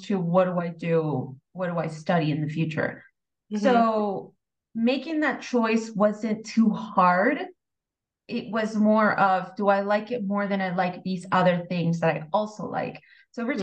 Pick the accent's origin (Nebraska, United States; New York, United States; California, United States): California, United States; San Diego; I grew up in San Diego.